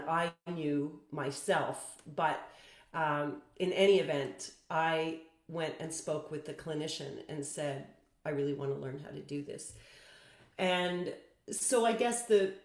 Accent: Toronto, Ontario, Canada; also born or lived in Guelph / France; I grew up mostly in Toronto

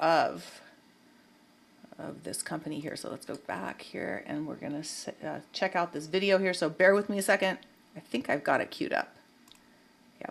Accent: Santa Cruz, California, United States; now in Los Angeles, United States; I grew up in Santa Cruz

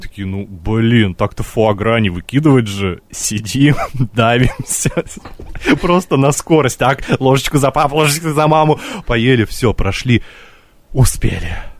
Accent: Russia; из России все, все умеем

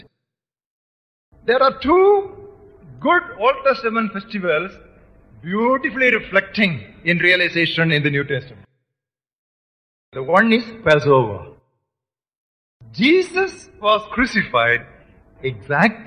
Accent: India; for us Indian believers, we have citizenship in India.

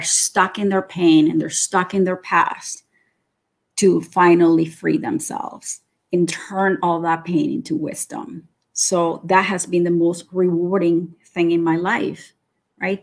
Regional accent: Nicaragua; also born or lived in Florida; now in Canada; I am originally from Nicaragua. And I've been living in Canada for almost 40 years now.

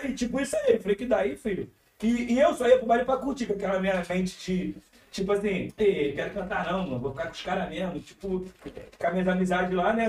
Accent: Rio de Janeiro, Brazil; also born or lived in Madureira; a minha infância, eu comecei no Complexo do Alemão. Tipo assim, eu, eu saí do Complexo com 15, eu acho, com, não, com 14

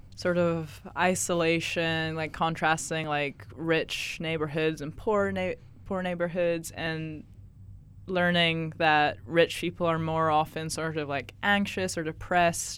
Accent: Scotland, United Kingdom; accent: Scottish; moved away as an adult; now in Canada; I grew up in Scotland in, like, one block

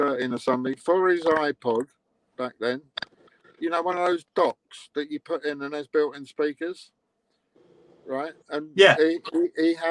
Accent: England, United Kingdom; being the Englishman in New York

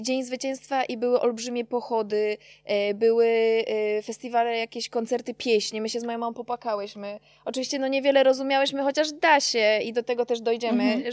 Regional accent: Czeladź, Silesian Voivodeship, Poland; ja jestem z Czeladzi pochodzę

